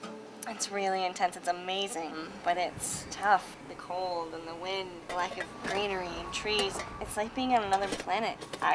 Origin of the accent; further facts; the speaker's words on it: Iowa, United States; Originally, I'm from Iowa.